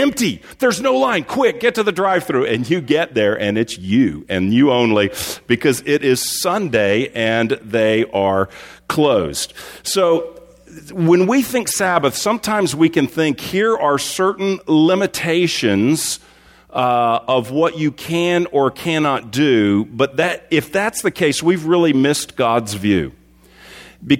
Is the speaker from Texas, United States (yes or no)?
yes; Texas, United States; growing up in Texas